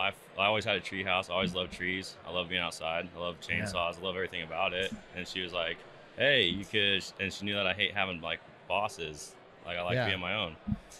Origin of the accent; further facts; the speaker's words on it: Prineville, Oregon, United States; I grew up in Prineville, kind of just my dad and everyone like grew up like logging and stuff like that, cutting trees, firewood, you know. It's a logging area in there